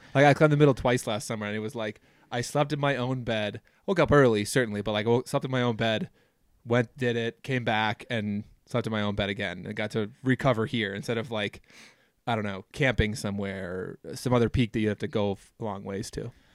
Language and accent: English; Minnesota, United States; now in Wyoming, United States; growing up in Minnesota, everybody has cabins